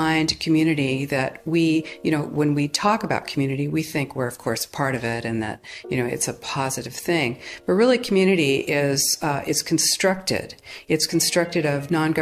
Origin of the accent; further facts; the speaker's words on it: California, United States; I'm from the United States, California